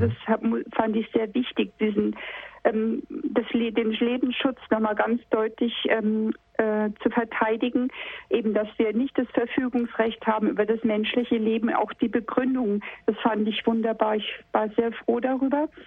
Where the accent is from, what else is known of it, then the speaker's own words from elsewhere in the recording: Berlin, Germany; now in Munich, Germany; Ich komm, äh, ich kam aus Berlin, ich war in mhm. Berlin dabei